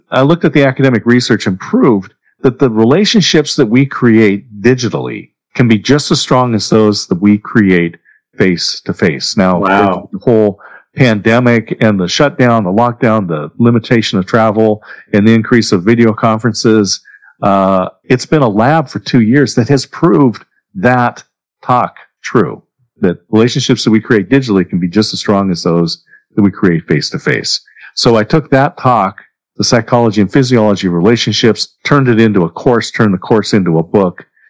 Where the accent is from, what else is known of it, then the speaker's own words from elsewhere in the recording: Corvallis, Oregon, United States; also born or lived in Southern California; I did grow up in Oregon, in Corvallis, Oregon. I was born in Southern California